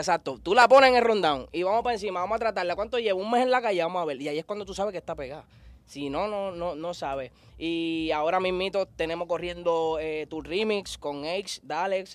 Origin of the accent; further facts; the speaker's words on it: San Juan, Puerto Rico; soy de Santurce